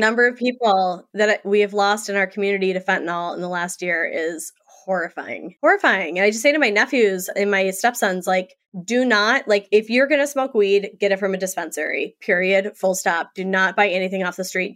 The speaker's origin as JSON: {"language": "English", "town": "Saint Paul", "region": "Minnesota", "country": "United States", "tie": "born or raised there", "also_born_or_lived": "New York", "said": "I grew up in Saint Paul, Minnesota. I live outside of there"}